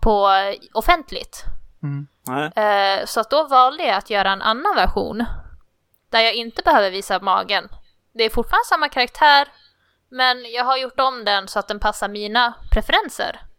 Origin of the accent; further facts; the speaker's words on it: Skåne, Sweden; accent: Skånska; Jag, är från Skåne